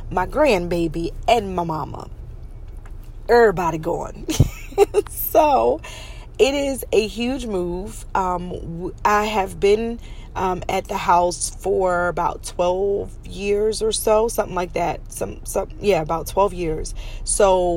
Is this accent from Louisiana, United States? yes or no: no; Pennsylvania, United States; also born or lived in New York; When I was a child, we moved from New York to Pennsylvania, but I was like 9 years old